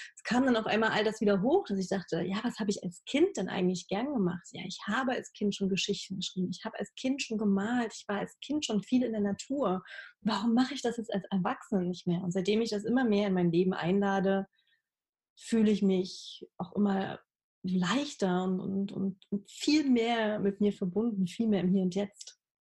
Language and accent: German; Halle, Saxony-Anhalt, Germany; moved away as an adult; also born or lived in Berlin; now in Leipzig, Germany; Ich bin äh, in Halle aufgewachsen, also in der Nähe von Leipzig äh, in Ostdeutschland